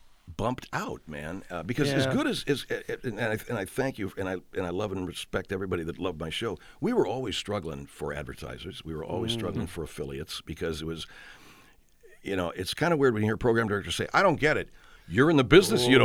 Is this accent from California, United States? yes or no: yes; Arcadia, California, United States; all the guys on my street growing up in Arcadia